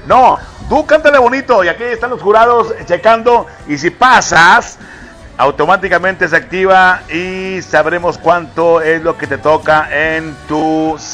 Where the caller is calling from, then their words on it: Escobedo, Nuevo León, Mexico; De Escobedo.